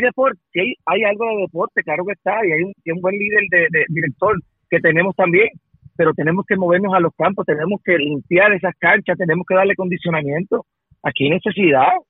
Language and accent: Spanish; Ciales, Puerto Rico